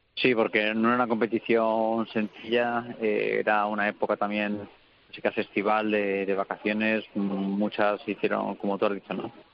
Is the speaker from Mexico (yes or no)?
no; Petrer, Valencian Community, Spain; lo hice en mi, en mi pueblo, lo hice con mi gente, con mi familia, mi mujer, mis padres